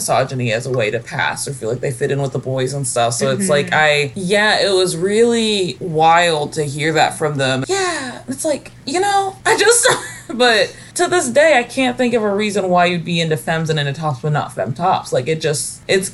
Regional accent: Kentucky, United States; I'm really from Kentucky

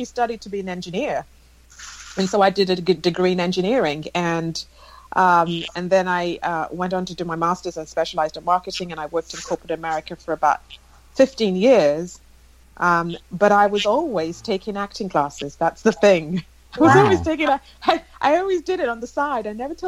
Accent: England, United Kingdom; But I basically did a lot of my growing up in England and all my education, my undergraduate, my master's, and worked for a little bit after university as well.

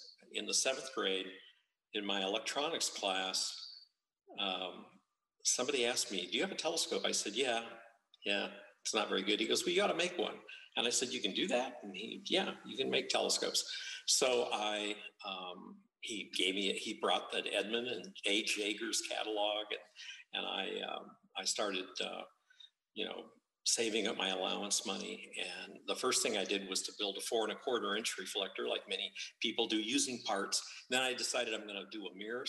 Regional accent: Los Angeles, California, United States; I grew up in the San Fernando Valley, so there were probably five or six stars out at night.

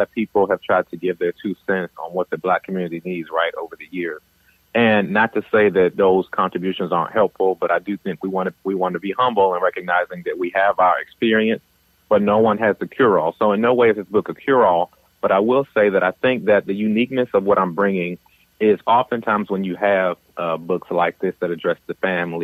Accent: Washington, District of Columbia, United States; moved away as an adult; also born or lived in North Carolina / Oklahoma / California; I'm originally from Washington, D.C., and have made my way around the country

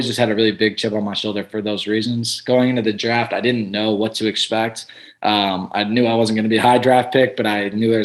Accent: Chicago, Illinois, United States; moved away as an adult; also born or lived in Bowling Green, Ohio; now in Tampa, United States; where I grew up in Chicago

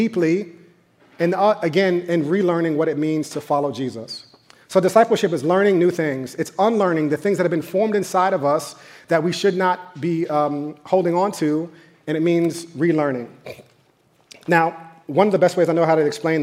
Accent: New York, United States; I grew up in New York

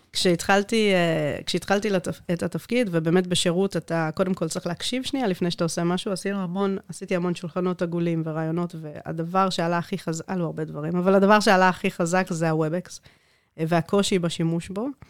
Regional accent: Netanya, Central District, Israel; born or raised there; first language Hebrew; also born or lived in South Africa

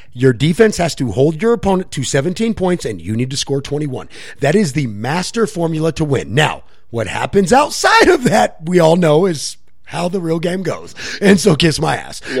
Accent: Arizona, United States; out in Arizona, my home state, my hometown

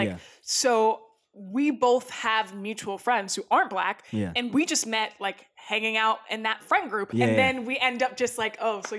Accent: Northern Virginia, United States; because I don't necessarily consider myself a southerner because I grew up in Northern Virginia outside of DC

